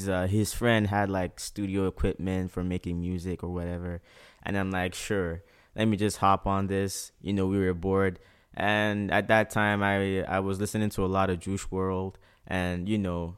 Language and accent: English; Port Harcourt, Rivers State, Nigeria; now in Prince Edward Island, Canada; growing up in Port Harcourt was very, very tough.